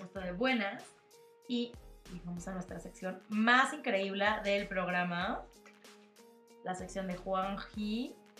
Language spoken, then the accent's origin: Spanish; Mexico; nosotros que tenemos esta costumbre como mexicanos del 2 de, del de noviembre